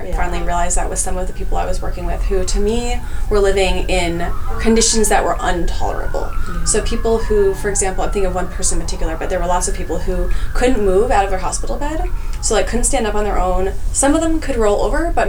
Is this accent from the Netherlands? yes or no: no; California, United States; I grew up in California